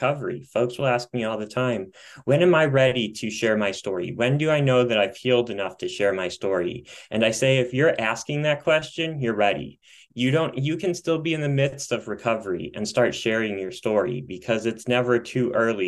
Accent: Midwest, United States; also born or lived in Colorado; now in Michigan, United States; I am back closer to my Midwest roots

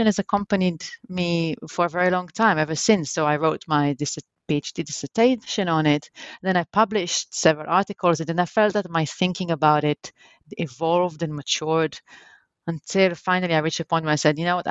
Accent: Jerusalem, Jerusalem District, Israel; I was born in Jerusalem in Israel, and that's where actually I grew up.

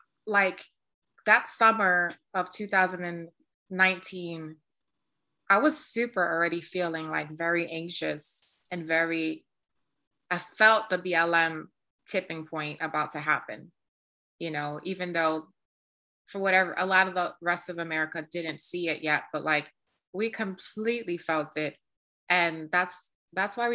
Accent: New York City, New York, United States; I'm a girl from the South Bronx. I grew up in the projects.

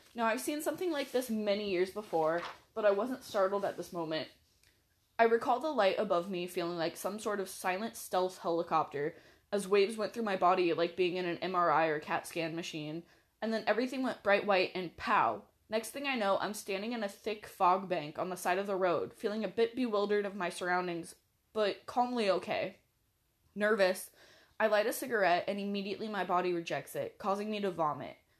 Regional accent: Washington, United States; I'm from Washington

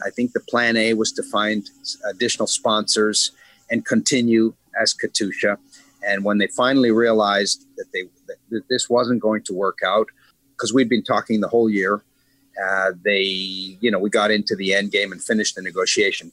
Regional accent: Montreal, Quebec, Canada; now in Israel; I grew up in Montreal, uh, where we have winter 11 and a half months of the year.

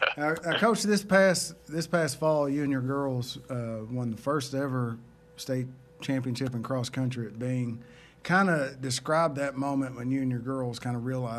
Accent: Tatums, Oklahoma, United States; I grew up in Tatum's, Oklahoma, which is, I went to school at Fox, which is kind of near Ardmore.

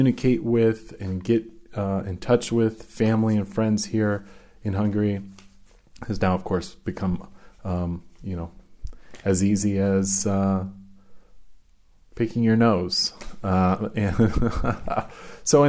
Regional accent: United States; I'm first generation. I was born in the States, but my parents came to America in 68, 69

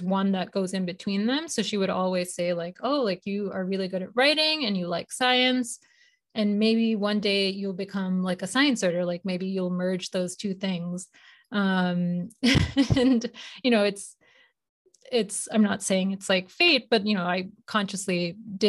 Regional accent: India; moved away; also born or lived in Boston, United States; I was born in Boston, but my family, we moved to India when I was 8. And so I grew up in India

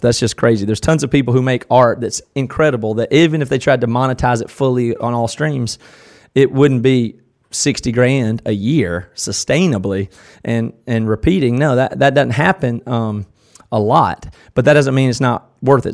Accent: Tigerville, South Carolina, United States; born or raised there; accent: southern

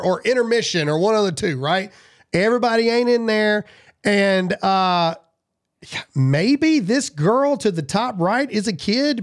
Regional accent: United States; I'm an American

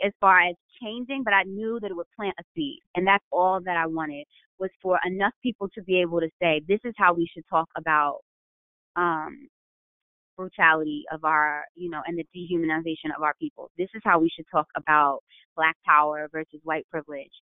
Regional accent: New York, United States; I'm from New York

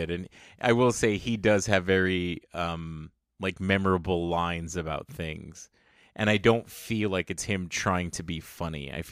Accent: San Antonio, Texas, United States; So it was funny growing up in San Antonio. If you don't know, San Antonio really is an amalgamation of like Mexican culture and US culture.

